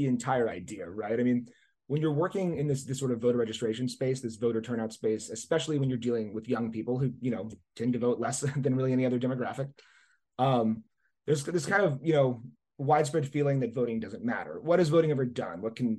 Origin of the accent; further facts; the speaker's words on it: New Orleans, Louisiana, United States; I grew up in and around New Orleans, Louisiana.